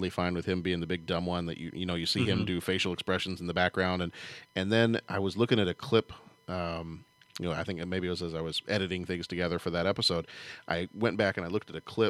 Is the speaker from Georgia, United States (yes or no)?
no; Chicago, Illinois, United States; we're all from Chicago.